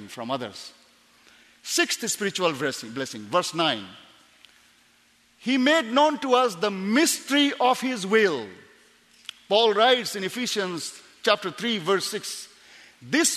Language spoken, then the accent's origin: English; India; also born or lived in Tibet; By citizenship, I'm Indian, but of course my parents migrated from Tibet in 1940, so I look a little bit different